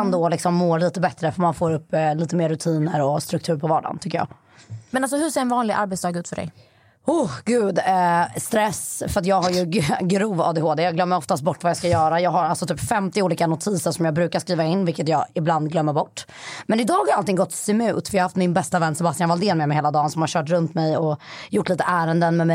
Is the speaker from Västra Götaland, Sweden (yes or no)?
yes; Skövde, Västra Götaland, Sweden; ja, du bara, nej inte jag är från Skövde.